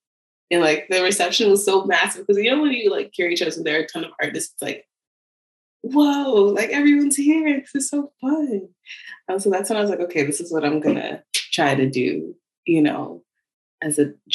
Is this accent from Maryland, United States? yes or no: yes; Baltimore, Maryland, United States; now in Philadelphia, United States; I was looking for colleges, and I didn't want to be in Baltimore because I'm like, it's a little too close to home.